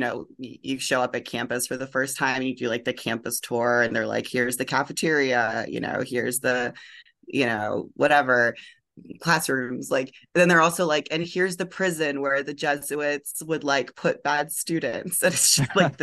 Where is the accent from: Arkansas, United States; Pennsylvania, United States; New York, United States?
Pennsylvania, United States; Pittsburgh; also born or lived in Minnesota; now in Paris, France; I am originally from the Paris of Appalachia, also known as Pittsburgh, Pennsylvania